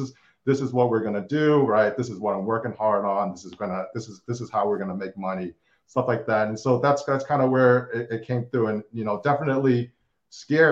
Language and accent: English; Boston, Massachusetts, United States; from Boston, grew up, born and raised in Boston.